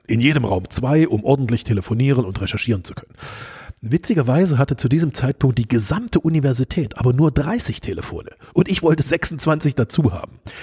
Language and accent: German; East Germany, Germany; bin ich ja in der DDR groß geworden, also im Osten Deutschlands, als es noch getrennt war.